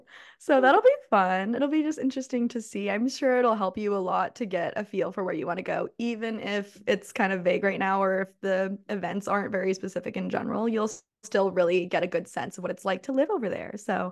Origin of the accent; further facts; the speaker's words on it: Scotland, United Kingdom; I'm from Scotland, but I was visiting.